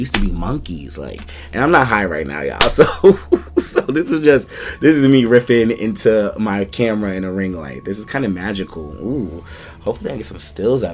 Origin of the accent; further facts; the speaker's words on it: New York City, New York, United States; I'm from Hollis, Queens. So you already know Shadyville. We be outside